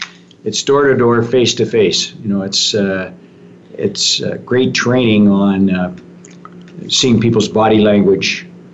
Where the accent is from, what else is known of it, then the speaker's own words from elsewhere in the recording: Canada; also born or lived in Texas, United States; My father got hired by Shell he graduated from McGill as a geologist, got hired by Shell. I was born in Texas. We moved to Canada when I was about 5 and a half.